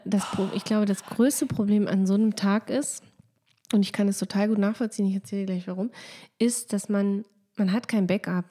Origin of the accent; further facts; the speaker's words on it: Lower Saxony, Germany; ich komme ja aus Niedersachsen